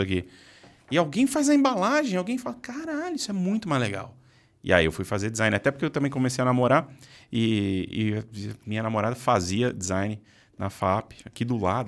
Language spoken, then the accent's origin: Portuguese; São Paulo, Brazil; also born or lived in Arujá / Mogi das Cruzes; Eu sou de São Paulo. Tá. Morei, morei parte da minha vida em Arujá